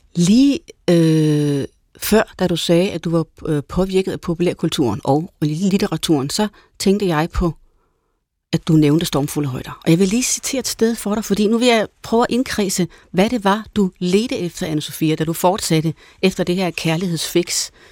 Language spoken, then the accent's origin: Danish; Jutland, Denmark; Jeg er også fra Jylland